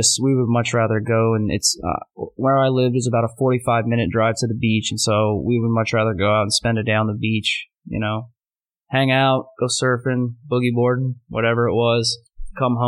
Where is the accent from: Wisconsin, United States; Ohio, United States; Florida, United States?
Florida, United States; Winter Park; moved away as an adult; now in New York City, United States; I grew up in a small town in Florida called Winter Park, right outside Orlando.